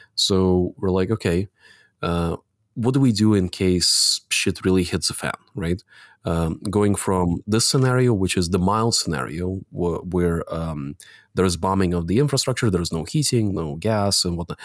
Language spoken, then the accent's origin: English; Latvia; I was born in the Soviet Republic of Latvia